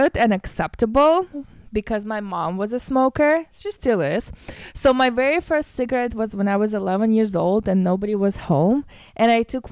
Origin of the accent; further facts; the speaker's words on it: Russia; moved away; I'm from Russia